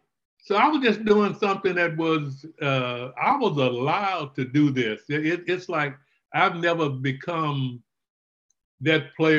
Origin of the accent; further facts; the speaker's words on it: Lufkin, Texas, United States; Well, you know, Texas was the only place I knew, so I thought it was great, and I still have that affinity to want to go back to my hometown.